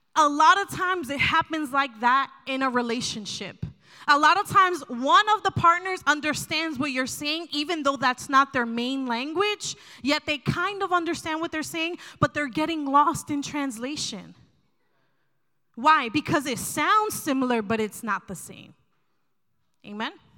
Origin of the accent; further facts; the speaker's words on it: New Jersey, United States; I'm from New Jersey